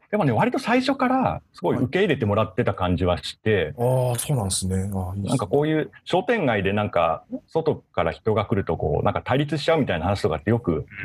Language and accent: Japanese; Yaizu, Shizuoka, Japan; now in Tokyo, Japan; 焼津市で生まれて、実家は今も焼津にあるんで、